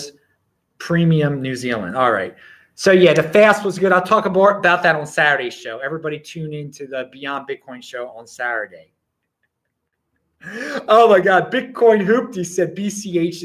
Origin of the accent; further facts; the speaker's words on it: Baltimore, Maryland, United States; I'm from Baltimore